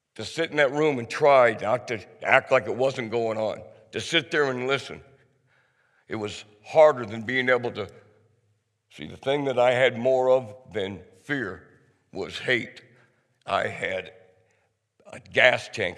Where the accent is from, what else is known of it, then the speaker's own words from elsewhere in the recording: outside of Cedar Falls, Iowa, United States; I was raised outside of Cedar Falls.